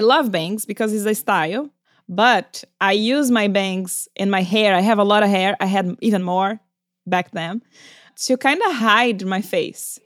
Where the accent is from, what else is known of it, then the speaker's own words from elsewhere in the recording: Brazil; moved away; I'm from Brazil. We are very expressive. And also back when I was a kid, there was no internet.